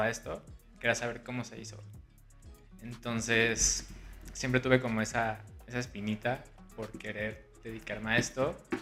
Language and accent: Spanish; Guadalajara, Jalisco, Mexico; moved away as an adult; now in Mexico City, Mexico; Soy de Guadalajara, Jalisco. Tengo 25 años. Llevo ya prácticamente 5 años viviendo aquí en la Ciudad de México.